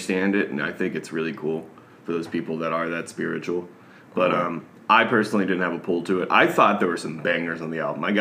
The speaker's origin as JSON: {"language": "English", "region": "Louisiana", "country": "United States", "tie": "born or raised there", "said": "growing up in Louisiana and going to a Louisiana school"}